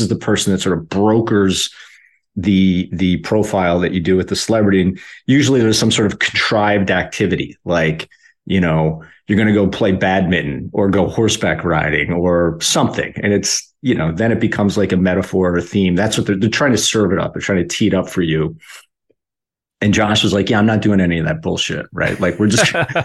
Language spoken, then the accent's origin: English; Philadelphia, Pennsylvania, United States; moved away as an adult; also born or lived in Los Angeles / Denver; I went back to my hometown in Philly